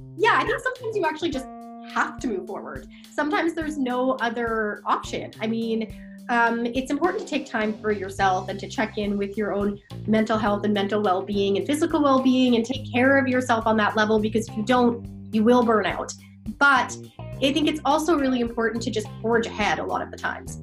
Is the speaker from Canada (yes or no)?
yes; Fort McMurray, Alberta, Canada; moved away as an adult; also born or lived in Calgary, Alberta; now in Vancouver, Canada; I'm from Fort McMurray, Alberta. Uh, but yeah, I am. I was born there, raised there.